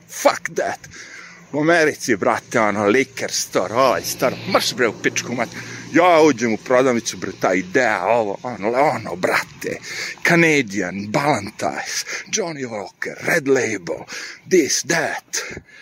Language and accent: Croatian; Smederevo, Podunavlje District, Serbia; moved away as an adult; also born or lived in New York, United States; ja sam ono poreklom Smedreva i odrastao sam ovde. Ovo je moj, kako bi rekao, kraj. Sve znam dosta ulica sam i dalje nakon 25 godina zapamtio